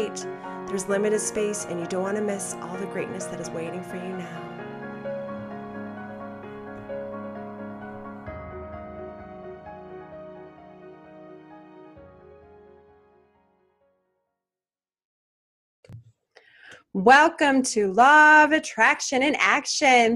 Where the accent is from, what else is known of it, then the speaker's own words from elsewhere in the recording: Portland, Oregon, United States; my hometown of Portland, Oregon